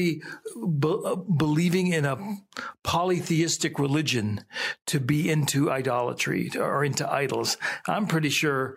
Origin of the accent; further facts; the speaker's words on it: Youngstown, Ohio, United States; I grew up in the Warren Youngstown area